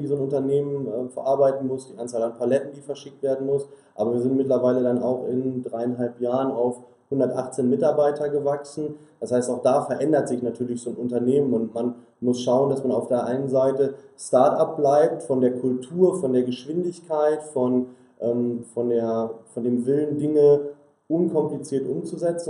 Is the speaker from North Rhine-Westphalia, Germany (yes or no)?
yes; Sauerland, North Rhine-Westphalia, Germany; wir kommen alle ähm, gebürtig aus dem Sauerland und ähm, in der Region, in der wir aufgewachsen sind